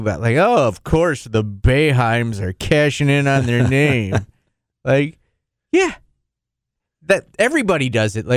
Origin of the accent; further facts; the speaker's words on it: United States; I'm American